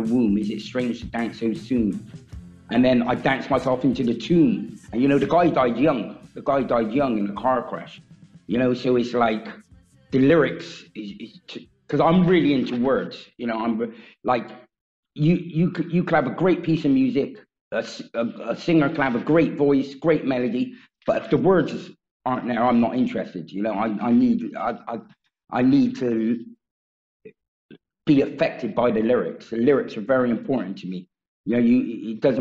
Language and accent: English; England, United Kingdom; I'm from England